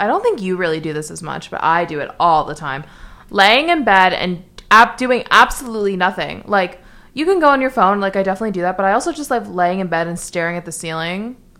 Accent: New York City, New York, United States; I'm from New York City, even

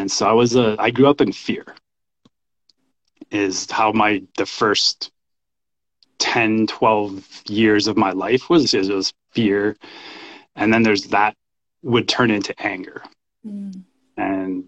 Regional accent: Canada; also born or lived in El Salvador; I was born in El Salvador. I grew up in Canada

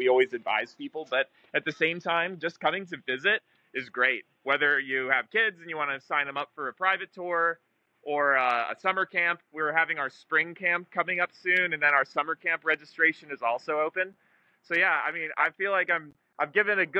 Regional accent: Scottsdale, Arizona, United States; I'm also a native to Scottsdale. I was born and raised here in the Sonoran Desert

